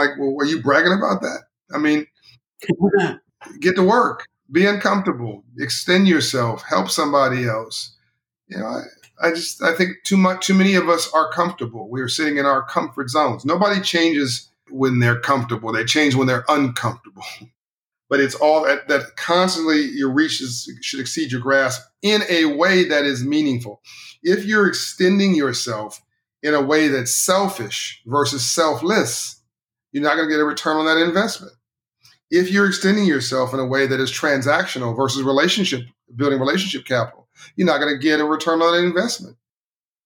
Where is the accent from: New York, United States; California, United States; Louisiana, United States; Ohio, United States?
California, United States; Compton; I grew up in Compton, California, South Central LA.